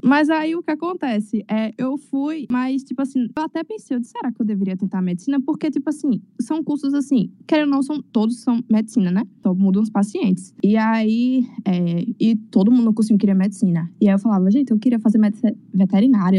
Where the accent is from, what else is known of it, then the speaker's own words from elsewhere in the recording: Paulo Afonso, Bahia, Brazil; Eu sou de Paulo Afonso